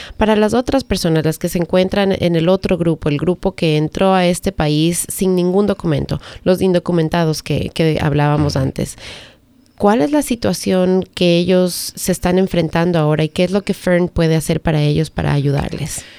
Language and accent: Spanish; Ecuador; now in Howard County, United States; yo soy de Ecuador